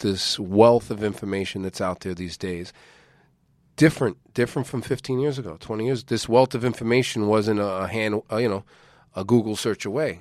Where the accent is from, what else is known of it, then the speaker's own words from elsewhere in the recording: United States; as an American citizen